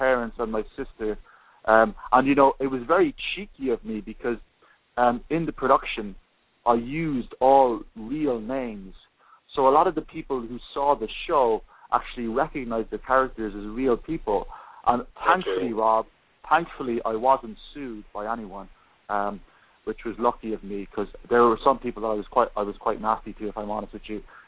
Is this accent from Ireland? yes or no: yes; Cork, Munster, Ireland; moved away as an adult; also born or lived in Paris, France; now in New York, United States; I was born and raised in Cork City in Southern Ireland